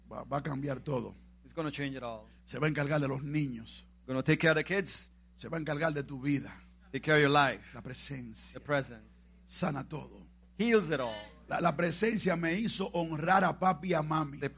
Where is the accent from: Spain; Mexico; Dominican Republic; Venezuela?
Dominican Republic; Macorís; Cuando yo estaba en Macorís, allá, ay